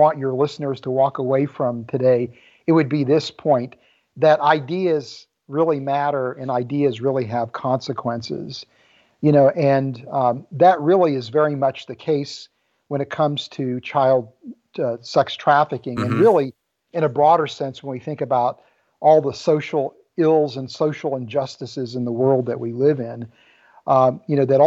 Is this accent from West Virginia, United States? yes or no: yes; West Virginia, United States; also born or lived in Ames, Iowa; I was born in Ames, Iowa, and grew up in West Virginia.